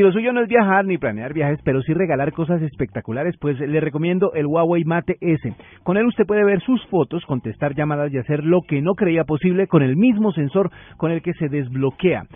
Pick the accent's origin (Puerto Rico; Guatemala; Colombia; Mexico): Colombia; como buenos colombianos